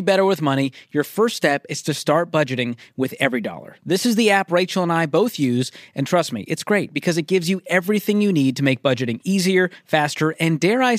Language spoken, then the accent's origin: English; Boston, Massachusetts, United States; I didn't grow up in the old money crowd in Boston.